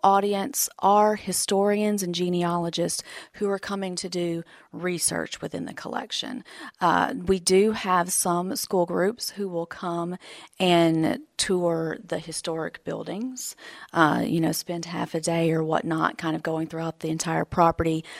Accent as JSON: {"language": "English", "area": "Newton County", "region": "Texas", "country": "United States", "tie": "born or raised there", "also_born_or_lived": "Beaumont, Texas / Missouri", "moved": "as an adult", "said": "I grew up in Newton County, born in Beaumont and, and raised in Newton"}